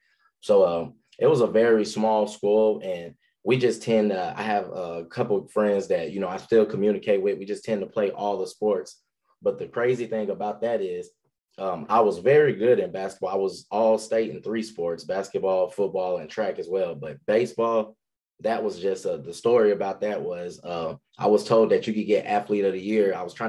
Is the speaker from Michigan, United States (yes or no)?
no; Leesville, Louisiana, United States; moved away as an adult; now in Texas, United States; Leesville, Louisiana. That's home. Small, like you said, you looked it up on the map. We consider it as West Central Louisiana, right in between Alexandria and Lake Charles. Population 5,000 people. So everyone knows everyone.